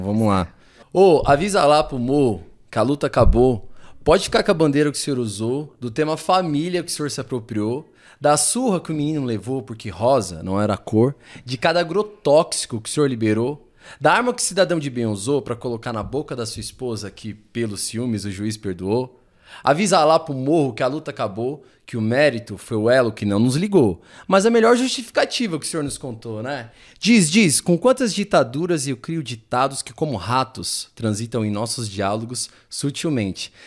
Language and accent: Portuguese; São Paulo, Brazil; eu também cresci e criado no Capão, é, mais de 30 anos de Capão Redondo